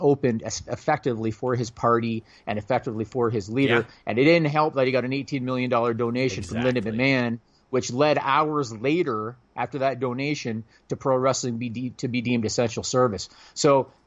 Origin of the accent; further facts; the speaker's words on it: Canada; I'm Canadian